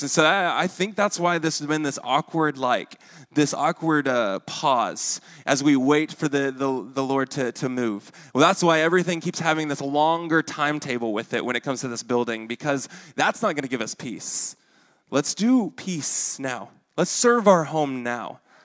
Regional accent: Arkansas, United States; accent: Arkansan; my Arkansan accent comes out with that word.

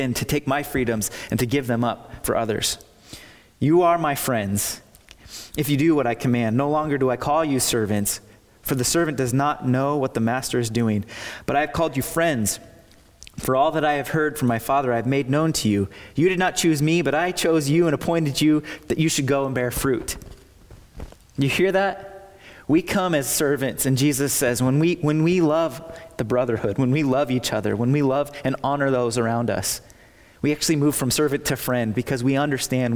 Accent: United States

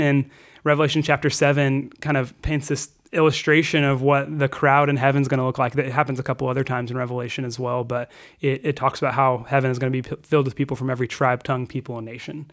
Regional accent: Fayetteville, Arkansas, United States; I grew up in Arkansas

